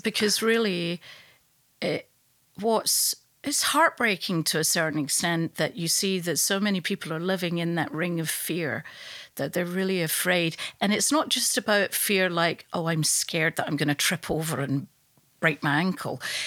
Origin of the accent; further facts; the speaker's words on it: Glasgow, Scotland, United Kingdom; now in London, United Kingdom; I live in London, but I'm from Glasgow